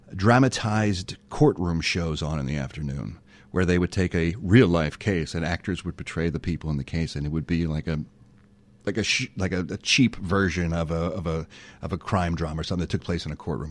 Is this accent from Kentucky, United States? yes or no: no; Philadelphia, Pennsylvania, United States; moved away as an adult; now in Los Angeles, United States; no one in my family had ever left Philadelphia before, so I was the first one